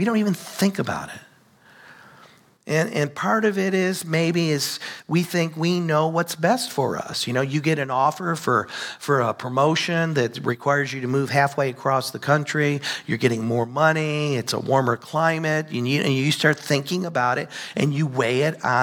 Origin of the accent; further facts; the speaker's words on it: United States; we live here in the United States